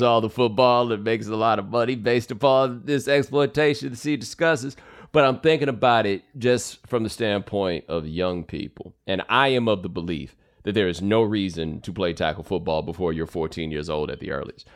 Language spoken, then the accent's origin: English; Texas, United States; I grew up in Texas